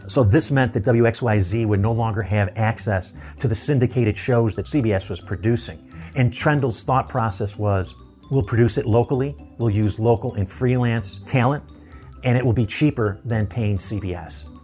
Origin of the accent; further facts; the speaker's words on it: Buffalo, New York, United States; Buffalo, which is my hometown